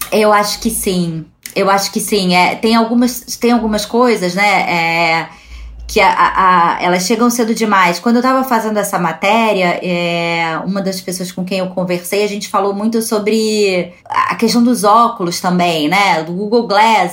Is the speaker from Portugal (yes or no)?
no; Brazil; A gente, como brasileiro